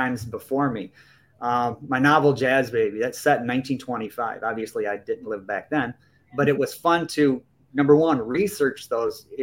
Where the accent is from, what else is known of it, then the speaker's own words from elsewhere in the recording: Michigan, United States; also born or lived in Fort Myers, Florida; I live in Michigan, born and raised in Michigan my whole life